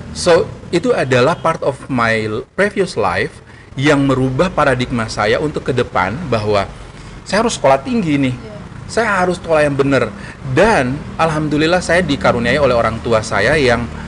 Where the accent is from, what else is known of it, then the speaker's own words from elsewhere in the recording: Yogyakarta, Special Region of Yogyakarta, Indonesia; now in Gorontalo, Indonesia; saya besar pendidikan saya di Jogja